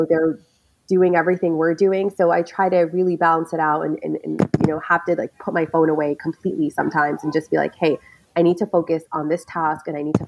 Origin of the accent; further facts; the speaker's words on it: United States; also born or lived in New York / Michigan; I lived in New York. I was born in New York, lived in Michigan.